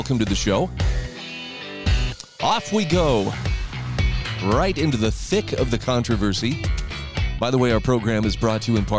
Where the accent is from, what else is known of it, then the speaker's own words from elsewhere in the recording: Utah, United States; my wife was telling me my home state of Utah had 3,900 new cases of coronavirus yesterday.